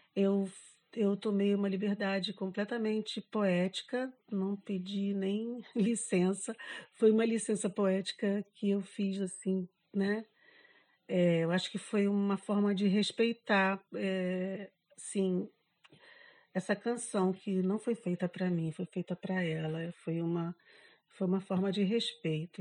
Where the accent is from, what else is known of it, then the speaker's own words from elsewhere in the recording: Rio de Janeiro, Brazil; moved away as an adult; now in Florianópolis, Brazil; sou carioca, mas eu moro há 28 anos em Florianópolis.